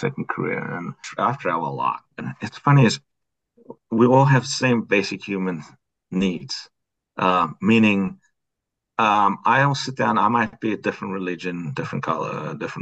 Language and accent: English; South Africa; moved away as an adult; also born or lived in New Mexico; now in United States; I'm from South Africa.